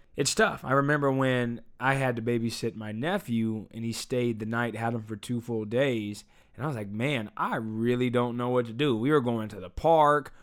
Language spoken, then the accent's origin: English; United States; I'm an American